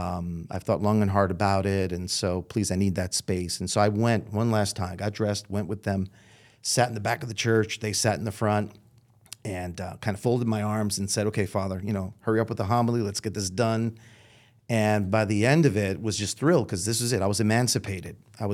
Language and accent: English; New York City, New York, United States; now in St. Louis, United States; I'm from the Brooklyn Diocese.